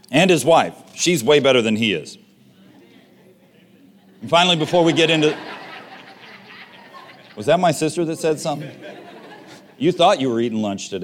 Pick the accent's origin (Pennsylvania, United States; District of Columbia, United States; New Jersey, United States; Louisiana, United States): Louisiana, United States; Westlake; also born or lived in Montana; I grew up in Westlake, and we lived here